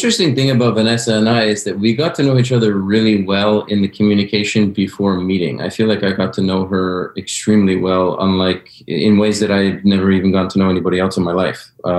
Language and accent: English; Montreal, Quebec, Canada; first language English; I grew up in Montreal, but most of my close friends are all Italian.